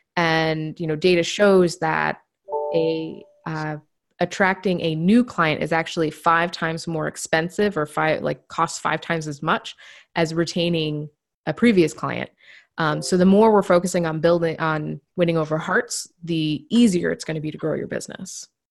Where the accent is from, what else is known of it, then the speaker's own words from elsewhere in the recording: Maine, United States; moved away as an adult; now in New Hampshire, United States; I grew up in the, the deep woods of Maine.